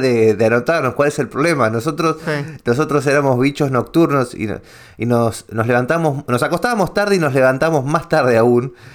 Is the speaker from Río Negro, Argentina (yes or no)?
no; Ramos Mejía, Buenos Aires Province, Argentina; toda mi infancia la vivía en Ramos Mejía